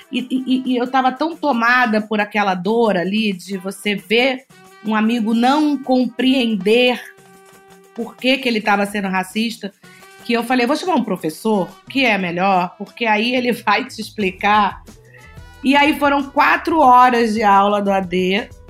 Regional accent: Bahia, Brazil; also born or lived in Rio de Janeiro; eu sou carioca, nascida no Rio de Janeiro e, e fui criada na Bahia por pais

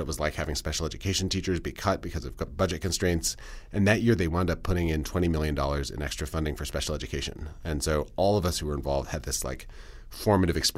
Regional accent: Madison, Wisconsin, United States; I am from Madison. I live in the house where I grew up

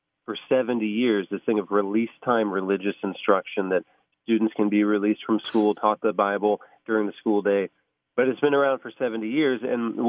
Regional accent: Van Wert, Ohio, United States; my hometown of Van Wert, Ohio.

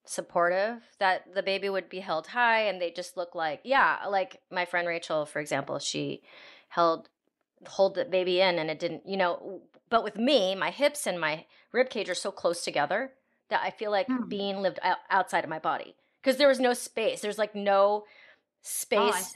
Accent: United States; I was born and raised here in America.

